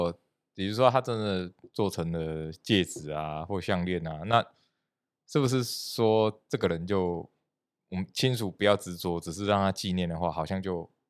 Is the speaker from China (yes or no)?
no; central-southern Taiwan, Taiwan; 因为我是中南部人嘛